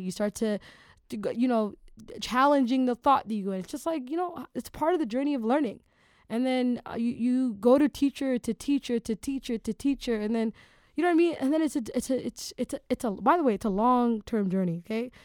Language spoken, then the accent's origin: English; Toronto, Ontario, Canada; Toronto, my hometown